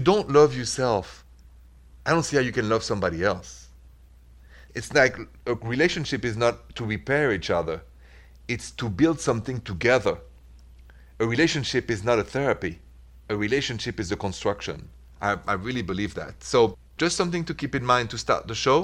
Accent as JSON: {"language": "English", "country": "France", "accent": "French", "said": "my accent, c'est français. French"}